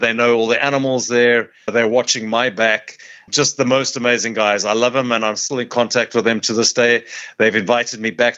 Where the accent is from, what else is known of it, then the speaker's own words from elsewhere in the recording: South Africa; I can roll my R's because I'm from South Africa, so it's kind of a kind of guttural Afrikaans, but I love them.